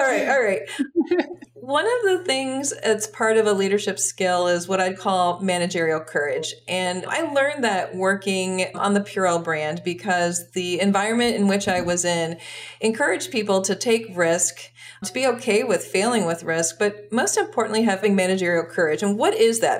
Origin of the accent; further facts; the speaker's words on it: United States; also born or lived in Brussels, Belgium; As an American